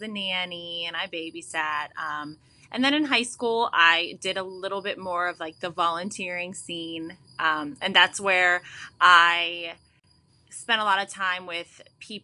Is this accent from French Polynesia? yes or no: no; West Virginia, United States; moved away as an adult; now in Raleigh, United States; I grew up in West Virginia